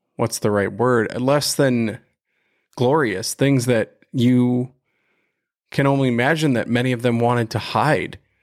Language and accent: English; right outside of Cleveland, Ohio, United States; we grew up right outside of Cleveland